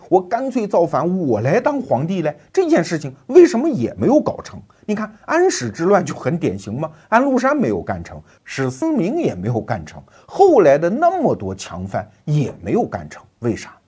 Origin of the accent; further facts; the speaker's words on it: China; 我们中国人呐，太喜欢一种政治美学或者说政治偏好